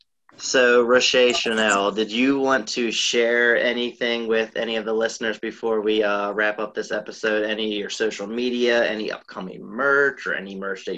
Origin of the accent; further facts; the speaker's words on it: New Orleans, Louisiana, United States; oh, well, she's from New Orleans, I'm from New Orleans, I can, you know, I can make it big too